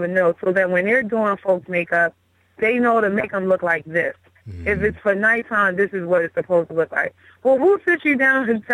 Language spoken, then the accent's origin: English; Baltimore, Maryland, United States; moved away as an adult; now in Houston, United States; I'm from Baltimore, born and raised. I mean, I lived here most of my life.